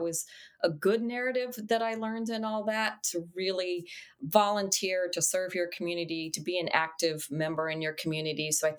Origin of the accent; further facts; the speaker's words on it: El Paso, Texas, United States; now in Charlotte, United States; I grew up in El Paso, Texas. I've now been in Charlotte, North Carolina for 37 plus years